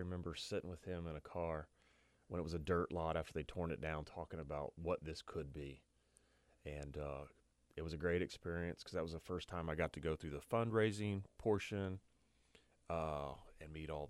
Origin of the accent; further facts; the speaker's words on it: Scottsburg, Indiana, United States; also born or lived in Muncie, Indiana; I was born in Scottsburg, Indiana.